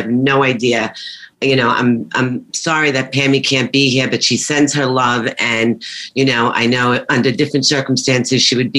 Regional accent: New York City, New York, United States; I was raised and born in Brooklyn, Canarsie

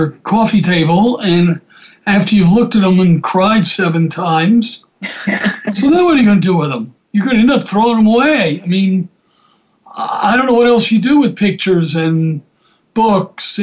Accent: Atlanta, Georgia, United States; I grew up in Atlanta

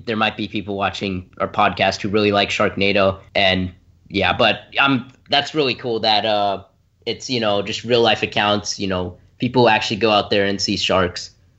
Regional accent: Brentwood, Tennessee, United States; from Brentwood, Tennessee.

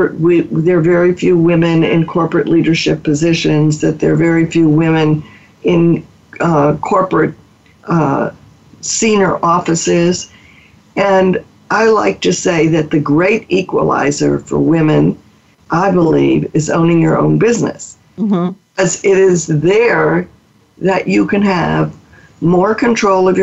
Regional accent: Mobile, Alabama, United States; moved away as an adult; also born or lived in New Orleans, Louisiana; I grew up in Mobile, Alabama

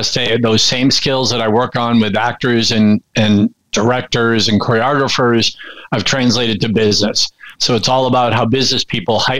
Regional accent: Arlington, Massachusetts, United States; where I grew up in Arlington, Massachusetts

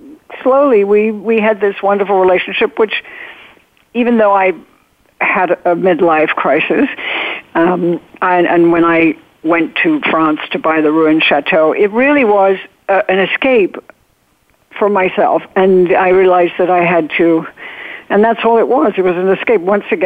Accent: England, United Kingdom; I would go out of my way to be nice to people I didn't even like because I was overcompensating being so English.

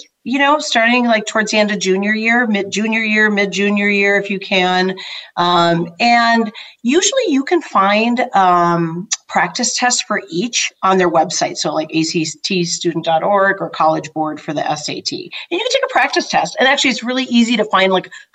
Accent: Midwest, United States; I just took the ACT. I was from the Midwest

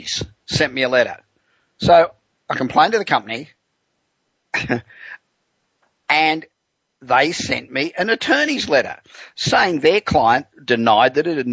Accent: Los Angeles, California, United States; we're coming to you from my hometown of Los Angeles

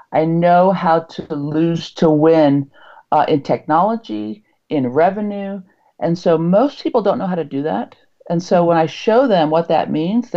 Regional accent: Utah, United States; I'm from Utah

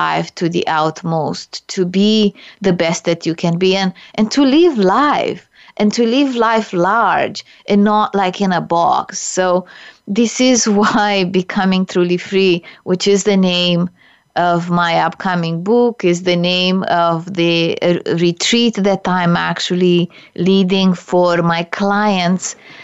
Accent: Romania; English is a second language; now in Canada; I immigrated to Canada from Romania, a communist country.

